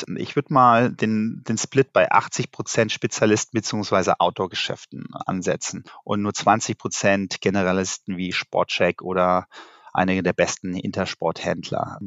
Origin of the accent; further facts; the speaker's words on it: Rhineland, Germany; als gebürtiger Rheinländer drücke ich natürlich dem ersten FC Köln die Daumen